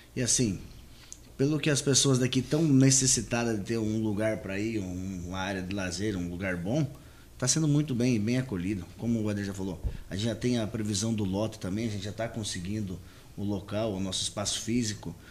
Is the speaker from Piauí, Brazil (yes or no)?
no; Paraná, Brazil; also born or lived in Sorriso, Mato Grosso / Rio Grande do Sul; now in Confresa, Brazil; Eu venho do Sul, venho do Paraná. Meu pai é do Rio Grande do Sul uhum. e eu sou do Paraná, mas morei muito tempo lá.